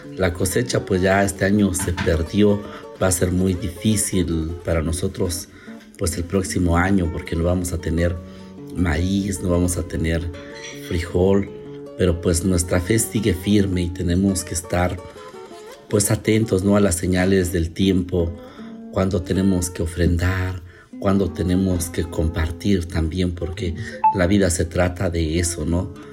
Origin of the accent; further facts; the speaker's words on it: Santa Catarina Minas, Oaxaca, Mexico; soy de Santa Catarina Minas, Ocotlán. Soy chigul tradicional o también se puede decir que es como el encargado de realizar las ceremonias comunitarias de mi pueblo